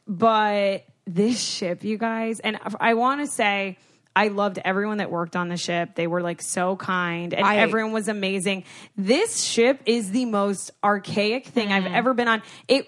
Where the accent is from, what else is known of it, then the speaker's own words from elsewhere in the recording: South Florida, United States; now in Los Angeles, United States; I grew up in South Florida.